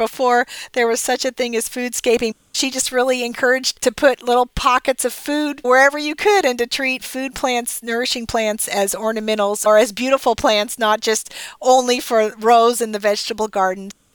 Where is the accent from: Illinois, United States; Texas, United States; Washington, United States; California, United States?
Texas, United States; Dallas; my hometown newspaper, the Dallas Morning News